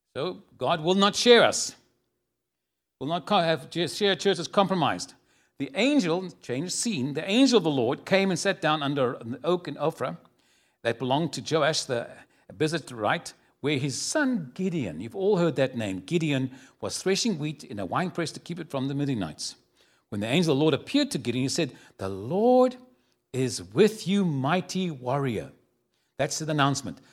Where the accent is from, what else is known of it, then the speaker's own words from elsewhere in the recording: Cape Town, Western Cape, South Africa; moved away as an adult; now in San Antonio, United States; I was born in a city called Cape Town